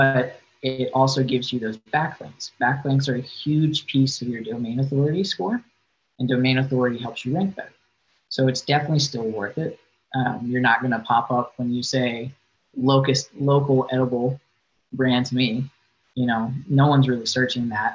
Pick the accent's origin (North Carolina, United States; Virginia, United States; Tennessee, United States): Virginia, United States; moved away as an adult; now in Arizona, United States; I grew up in Virginia